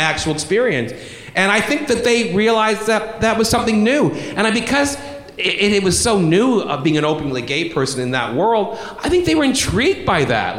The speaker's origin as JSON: {"language": "English", "town": "Brampton", "region": "Ontario", "country": "Canada", "tie": "born or raised there", "said": "a town called Brampton, which is north of Toronto."}